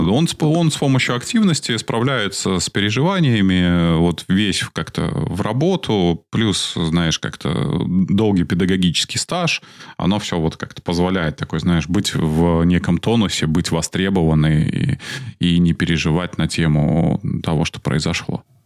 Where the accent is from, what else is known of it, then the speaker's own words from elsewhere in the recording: Belarus; мы, белорусы